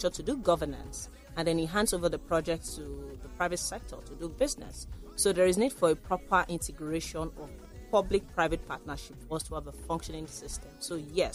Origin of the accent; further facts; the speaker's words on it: Lagos, Nigeria; also born or lived in Ogun Waterside, Ogun State / London; I grew up here in Lagos before I went to school in Ogun State